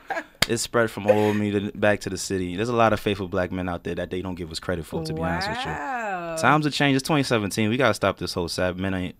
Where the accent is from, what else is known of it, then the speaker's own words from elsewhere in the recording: New York City, New York, United States; I'm from Brooklyn, New York.